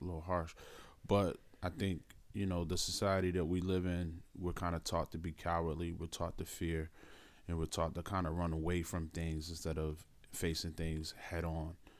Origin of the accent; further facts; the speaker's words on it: Philadelphia, Pennsylvania, United States; I'm from Philadelphia